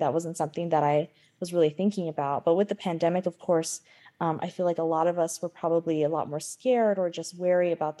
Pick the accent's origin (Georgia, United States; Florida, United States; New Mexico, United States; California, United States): New Mexico, United States; Pueblo of Acoma; I'm from the Pueblo of Acoma, and I'm also Mexican-American.